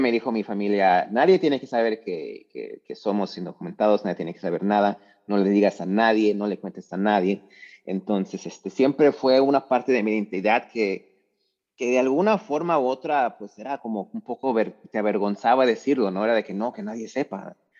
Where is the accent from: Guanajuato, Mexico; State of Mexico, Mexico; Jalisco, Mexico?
Jalisco, Mexico; Lagos de Moreno; moved away; also born or lived in Orlando, Florida / Greensboro, North Carolina; Yo soy mexicano, nací en un pueblo mágico llamado Lagos de Moreno, Jalisco, en México.